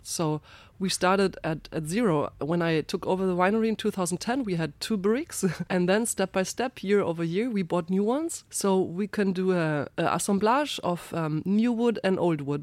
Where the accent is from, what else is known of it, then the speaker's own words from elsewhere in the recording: Ingelheim, Rhineland-Palatinate, Germany; I'm from Rheinhessen, from the very northern part in that region, from Ingelheim.